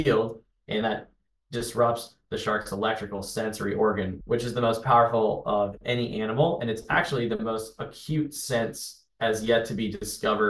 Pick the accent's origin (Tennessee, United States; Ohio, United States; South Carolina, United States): South Carolina, United States; Charleston; moved away; growing up in Charleston, in and around it all the time